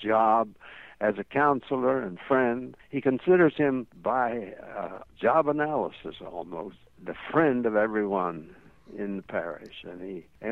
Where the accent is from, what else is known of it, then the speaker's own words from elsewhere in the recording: East Tennessee Mountains, United States; I was brought up in the East Tennessee Mountains area